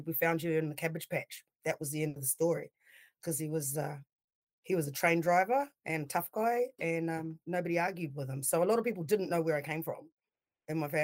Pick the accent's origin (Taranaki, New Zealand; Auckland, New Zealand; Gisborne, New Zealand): Auckland, New Zealand; moved away as an adult; also born or lived in Hunterville / Palmerston North / Grey Lynn; now in Wellington, New Zealand; I grew up in New Zealand